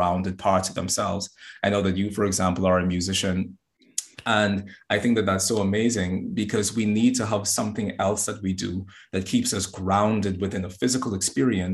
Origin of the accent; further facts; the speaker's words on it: Bahamas; now in Boston, United States; I'm originally from the Bahamas. I'm in Boston at the moment.